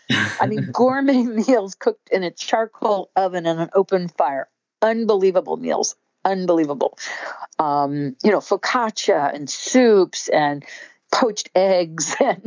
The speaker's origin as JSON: {"language": "English", "region": "Scotland", "country": "United Kingdom", "said": "I always wear long sleeves. I'm Scottish, very fair skinned."}